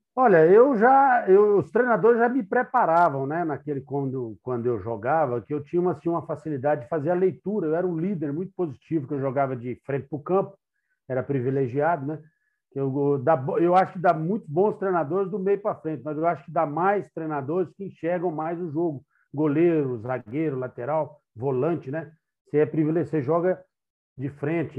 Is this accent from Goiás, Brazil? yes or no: yes; Goiás, Brazil; moved away as an adult; also born or lived in São Paulo; Eu sou goiano